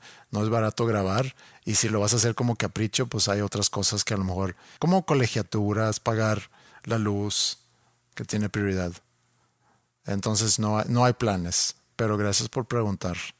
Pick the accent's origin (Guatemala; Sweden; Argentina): Sweden; moved away as an adult; now in Monterrey, Mexico; mi casa en Suecia.